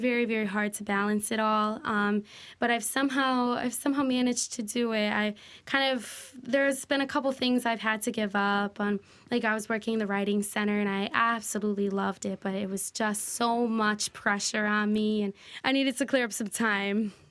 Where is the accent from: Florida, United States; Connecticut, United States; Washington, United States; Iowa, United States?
Connecticut, United States; Waterbury; Born and raised in Waterbury